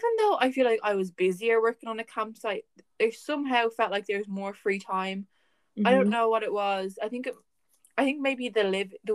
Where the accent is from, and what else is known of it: Ireland